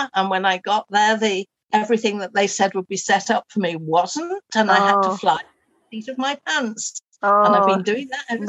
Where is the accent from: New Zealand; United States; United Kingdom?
United Kingdom; Liverpool, North West England; moved away as an adult; So I was brought up in Liverpool and I loved it, and I used to do ferry across the Mersey and all those sorts of things. Oh. And then moved away when I got to about 19 or 20.